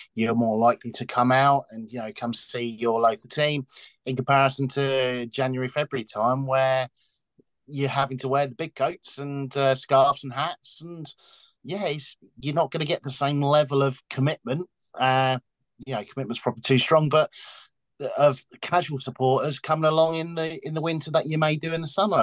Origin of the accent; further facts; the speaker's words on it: Dunstable, East of England, United Kingdom; I'm from round there myself. I remember growing up in Old Banks